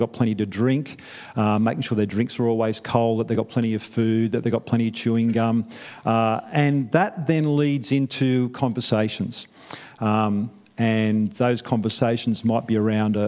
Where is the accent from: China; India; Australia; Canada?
Australia; Newcastle, New South Wales; moved away as an adult; now in New Zealand; I'm from Newcastle